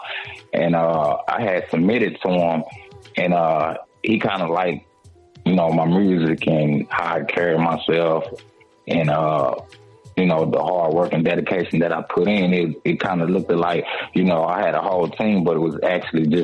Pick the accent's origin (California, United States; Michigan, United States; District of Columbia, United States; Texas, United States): Texas, United States; Temple; I'm from Temple, Texas